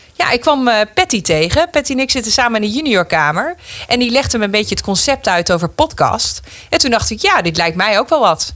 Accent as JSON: {"language": "Dutch", "town": "Meppel", "region": "Drenthe", "country": "Netherlands", "also_born_or_lived": "Groningen", "said": "ik ben 31 jaar en ik kom uit Meppel."}